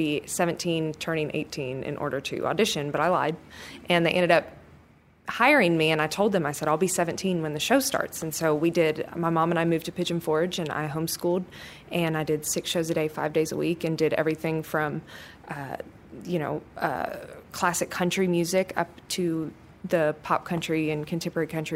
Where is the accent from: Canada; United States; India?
United States; Kentucky; I grew up in Kentucky